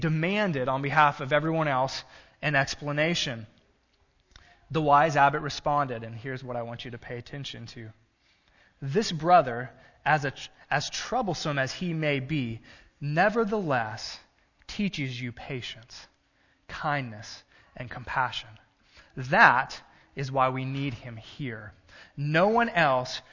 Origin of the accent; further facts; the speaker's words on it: Gulf Coast, South Texas, United States; moved away; I grew up in South Texas on the Gulf Coast